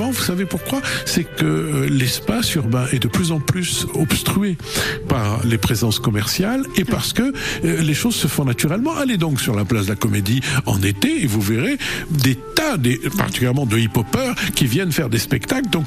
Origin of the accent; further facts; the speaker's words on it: Lyon, Auvergne-Rhône-Alpes, France; now in Montpellier, France; moi qui venais aussi d'une autre ville de province, puisque je venais de Lyon, hein.